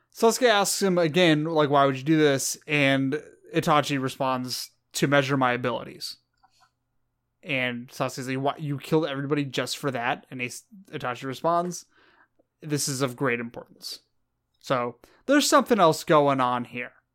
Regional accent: California, United States; I'm from California

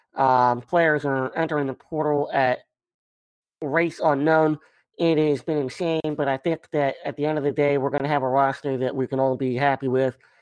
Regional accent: Maryland, United States; I grew up in Maryland

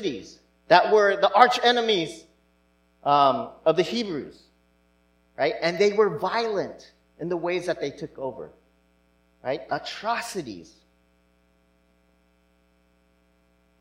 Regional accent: United States; maybe being Asian American

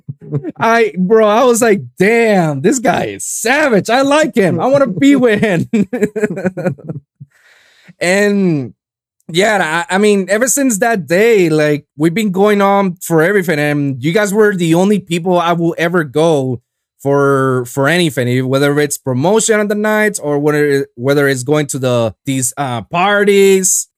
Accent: Puerto Rico; now in South Florida, United States; I'm from Puerto Rico

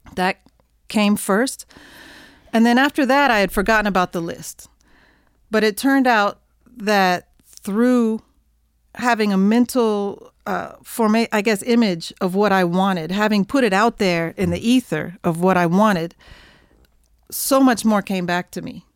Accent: near Oklahoma City, United States; I grew up in Oklahoma, near Oklahoma City

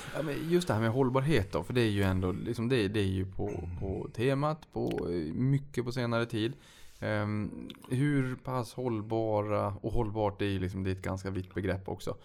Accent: Sweden; vi som svenskar

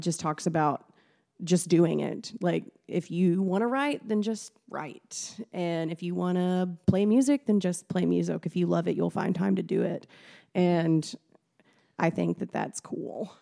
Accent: near Paducah, Western Kentucky, United States; I grew up in Western Kentucky, near Paducah

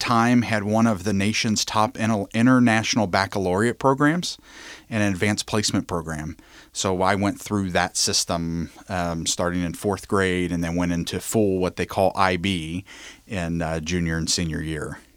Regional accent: Covington, Kentucky, United States; I'm born and raised in Covington, Kentucky.

